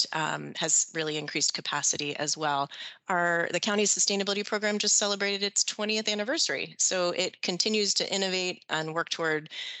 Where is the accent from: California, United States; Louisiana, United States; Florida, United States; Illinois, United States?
Florida, United States; Sarasota; also born or lived in Washington, D.C.; I grew up in Sarasota, like you